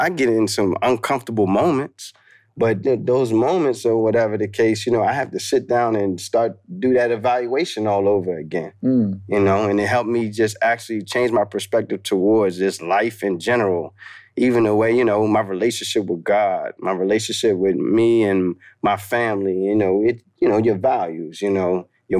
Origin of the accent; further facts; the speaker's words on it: Maryland, United States; also born or lived in Baltimore / Washington, D.C.; I grew up in Maryland Eastern Shore